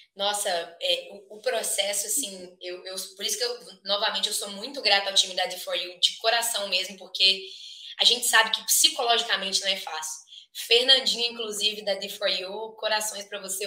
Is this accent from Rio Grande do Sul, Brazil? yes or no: no; Minas Gerais, Brazil; moved away as an adult; now in United States; sou natural de Minas Gerais, da terra do pão de queijo